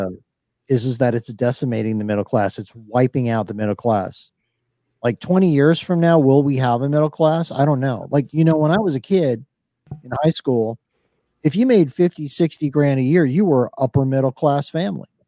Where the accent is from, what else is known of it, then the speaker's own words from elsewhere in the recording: Miami, Florida, United States; I grew up in Miami, watching Miami Vice